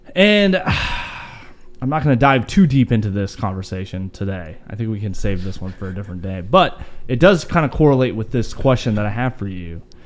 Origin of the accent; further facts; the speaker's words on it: Idaho, United States; I'm Idahoan.